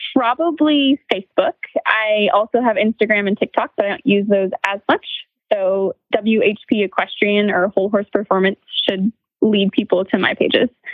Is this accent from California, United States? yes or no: no; Montana, United States; I grew up in Montana